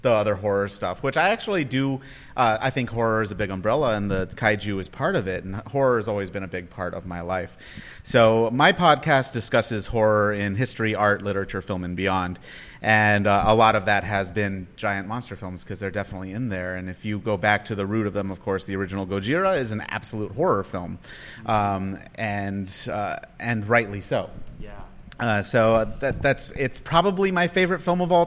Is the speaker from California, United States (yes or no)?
yes; San Diego, California, United States; I'm from San Diego